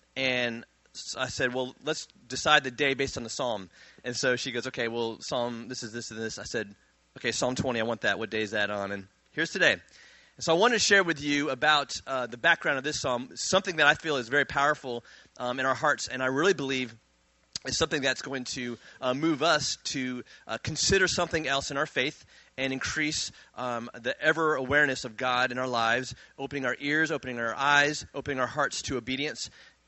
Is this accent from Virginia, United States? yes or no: yes; Virginia, United States; born there; He grew up in Virginia. I was born in Virginia.